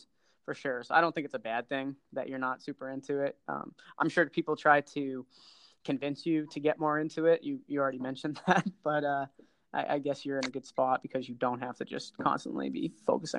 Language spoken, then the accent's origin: English; Boston, Massachusetts, United States; I'm from Boston area